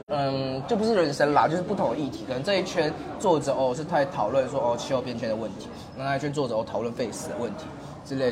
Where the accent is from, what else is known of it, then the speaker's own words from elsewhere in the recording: Kaohsiung, Taiwan; 我是来自高雄的